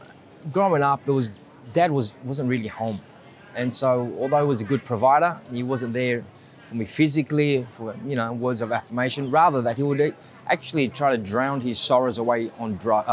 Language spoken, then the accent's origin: English; Sydney, New South Wales, Australia; first language Vietnamese; also born or lived in Bondi; this is Cabramatta. This is my hometown.